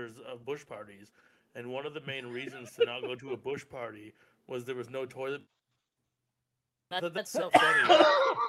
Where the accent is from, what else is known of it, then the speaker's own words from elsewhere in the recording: Welland, Ontario, Canada; now in Hamilton, Canada; I'm from Niagara. I'm from Welland. I'm from Welland, Niagara.